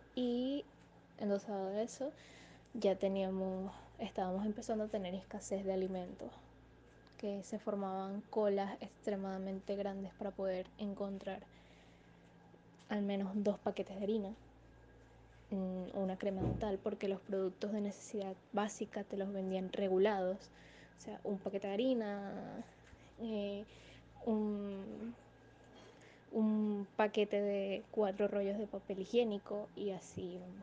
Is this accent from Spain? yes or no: no; Venezuela; soy venezolana con familiares en el extranjero